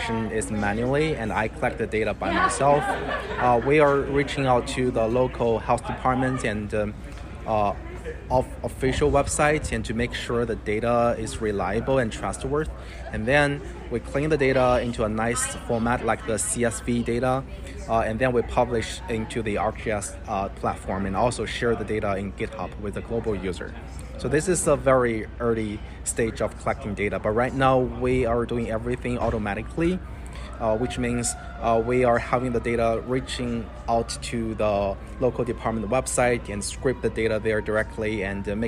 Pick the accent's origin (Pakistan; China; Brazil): China; now in United States; I'm originally come from China, so I have my friends and families, relatives, they live in China